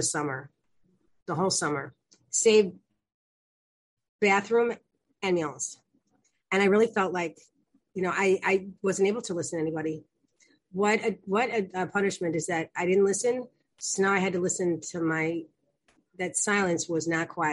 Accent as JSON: {"language": "English", "town": "Chicago", "region": "Illinois", "country": "United States", "said": "I'm from Chicago, and I'm the youngest of four"}